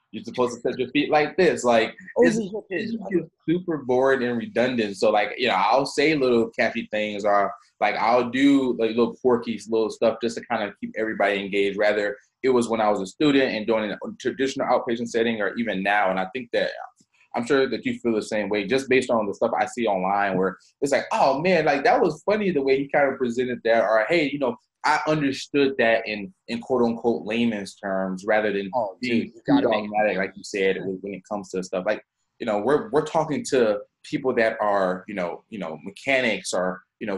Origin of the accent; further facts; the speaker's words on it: Southeast, United States; I'm kind of from the Southeast